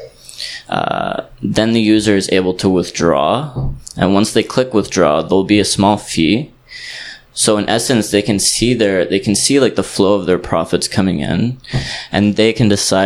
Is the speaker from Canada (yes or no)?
yes; Canada; moved away as an adult; also born or lived in Southeast Asia; I'm actually coming from Canada, but I've been living in Southeast Asia for around a year now